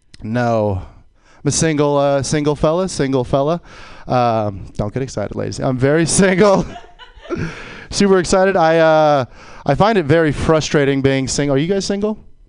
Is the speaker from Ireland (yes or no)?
no; New Orleans, Louisiana, United States; I'm from New Orleans, and you were talking about crying and how people cry.